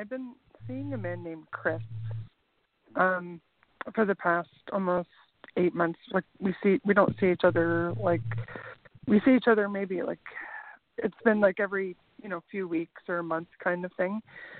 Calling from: Canada; I'm calling from Canada.

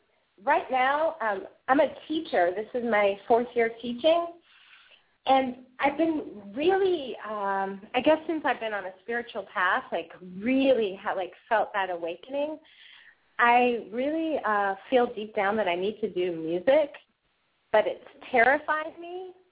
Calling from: Savannah, Georgia, United States; I'm calling from Savannah, Georgia.

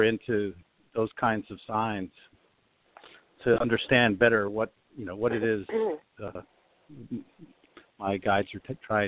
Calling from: Sugar Land, Texas, United States; I'm calling from Sugar Land, Texas.

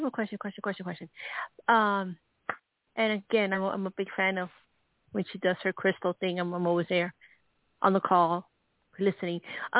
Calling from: Arizona, United States

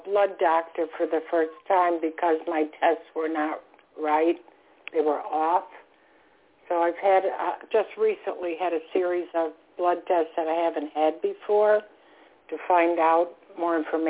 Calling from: Florida, United States; I'm calling from Florida.

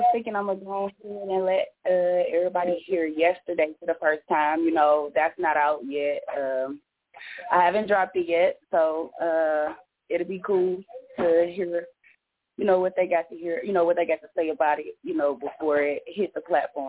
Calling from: Detroit, Michigan, United States; Of course, Detroit, Michigan.

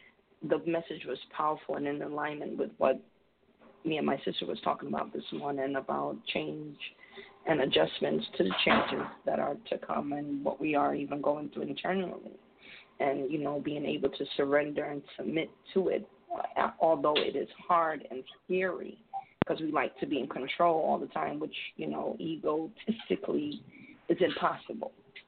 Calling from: Connecticut, United States; I'm calling in from Connecticut.

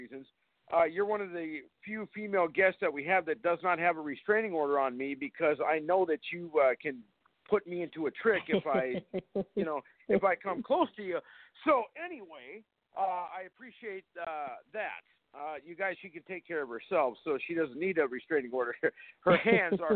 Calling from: North Dakota, United States; I'm calling from North Dakota.

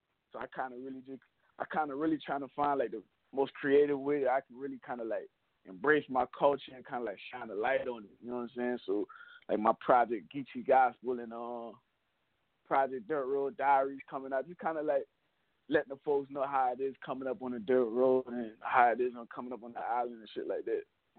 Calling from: St. Helena, South Carolina, United States; I'm calling from South Carolina down here in Helena, South Carolina, the Low Country.

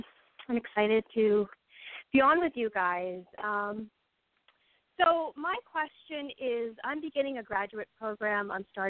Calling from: Philadelphia, Pennsylvania, United States; I'm calling from Philadelphia.

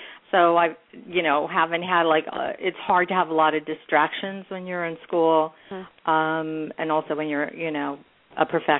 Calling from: San Francisco, California, United States; I'm calling from San Francisco area.

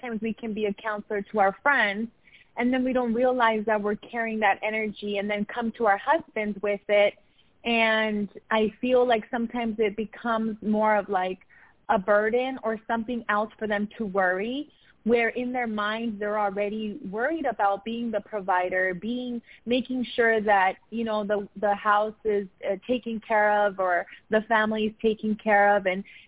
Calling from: Riverside, United States; How are you doing? Calling from Riverside.

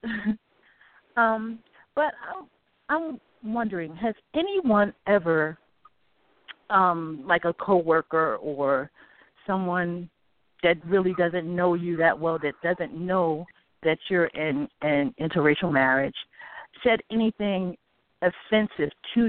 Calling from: Newark, New Jersey, United States; I'm calling from Newark, New Jersey.

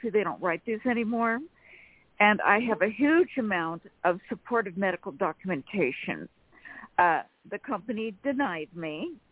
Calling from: Sacramento, California, United States; from Sacramento, California.

